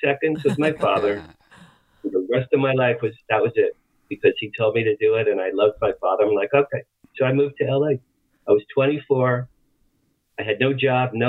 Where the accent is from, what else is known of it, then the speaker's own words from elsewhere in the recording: Asbury Park, New Jersey, United States; moved away as an adult; also born or lived in Boston, Massachusetts; now in Los Angeles, United States; I grew up in Asbury Park, New Jersey, the Jersey Shore.